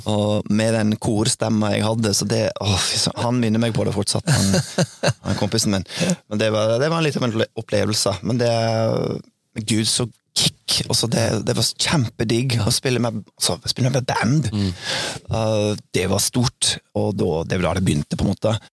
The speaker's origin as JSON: {"language": "Norwegian", "town": "Oklahoma City", "region": "Oklahoma", "country": "United States", "tie": "born or raised there", "moved": "yes", "said": "Oklahoma City, der jeg vokste opp, det er egentlig veldig stort"}